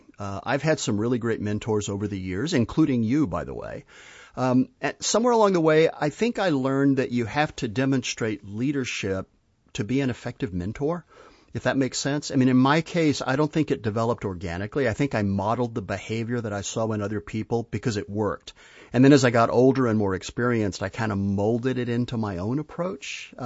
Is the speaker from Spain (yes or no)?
yes; Spain; I grew up in Spain, and I had the pleasure of kind of learning to live in a different culture with a different language